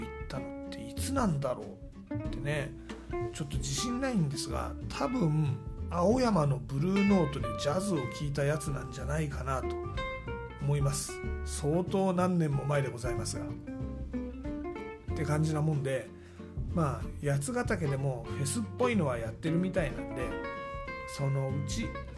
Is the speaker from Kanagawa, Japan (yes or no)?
yes; Kanagawa, Japan; moved away as an adult; also born or lived in Tokyo; now in Yatsugatake, Japan; 神奈川出身なんで